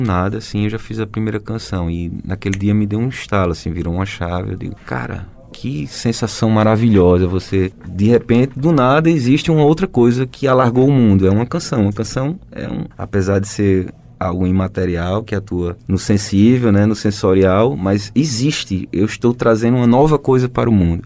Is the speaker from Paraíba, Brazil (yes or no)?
yes; Paraíba, Brazil; fui passar uma temporada fora do país e, estando distante, eu nunca me aproximei tanto da Paraíba